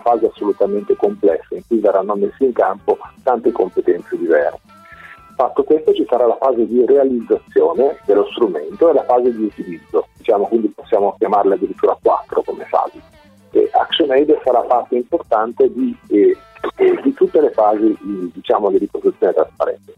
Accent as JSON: {"language": "Italian", "region": "Marche", "country": "Italy", "said": "io provengo dalle Marche"}